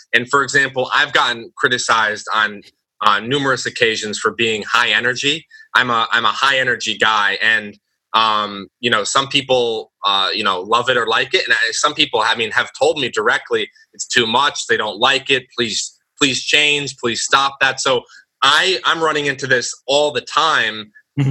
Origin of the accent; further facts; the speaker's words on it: United States; growing up in the United States